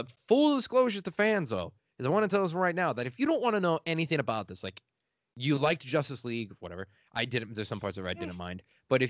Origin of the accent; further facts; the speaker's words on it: Illinois, United States; my hometown in Illinois.